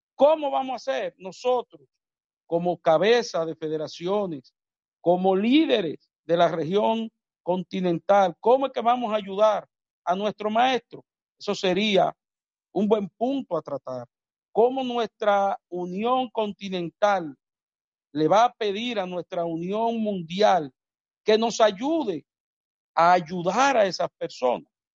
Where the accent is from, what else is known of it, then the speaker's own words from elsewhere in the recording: Dominican Republic; en mi país, República Dominicana